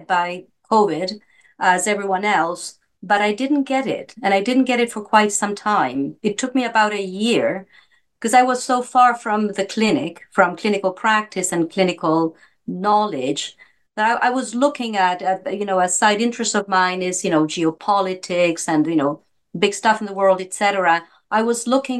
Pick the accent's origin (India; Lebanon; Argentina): Argentina; moved away as an adult; now in Toronto, Canada; I grew up in Argentina. That's where I went to medical school